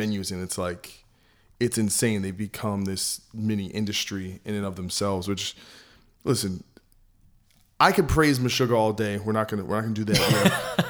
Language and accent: English; New Jersey, United States; I'm from New Jersey